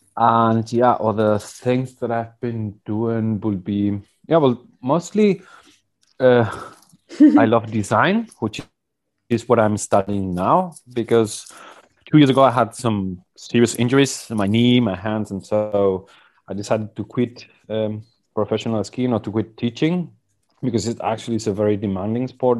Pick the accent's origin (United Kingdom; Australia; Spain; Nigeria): Spain; Basque Country; I was born in the Basque country 42 years ago in 1978